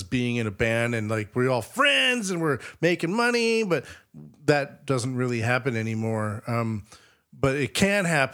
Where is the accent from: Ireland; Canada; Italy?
Canada